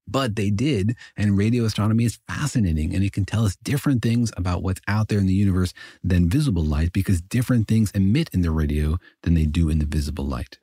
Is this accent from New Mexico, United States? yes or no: yes; Los Alamos, New Mexico, United States; I grew up in Los Alamos, New Mexico